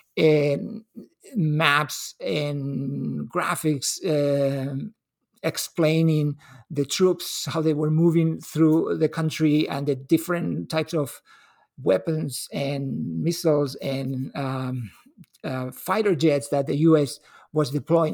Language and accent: English; L'Hospitalet de Llobregat, Catalonia, Spain; now in Seattle, United States; was born and raised in Hospitalet. It's a little city outside Bar-, the Barcelona city limits